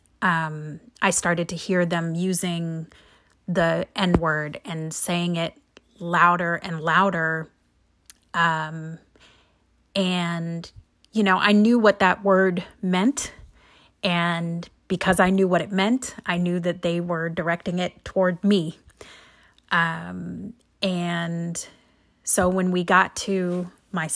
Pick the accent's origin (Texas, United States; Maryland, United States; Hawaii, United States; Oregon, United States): Oregon, United States; Central; I grew up in Central Oregon in the 70s